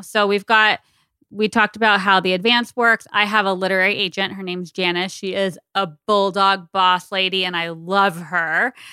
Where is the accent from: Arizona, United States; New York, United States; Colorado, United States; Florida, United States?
Arizona, United States; I'm from Arizona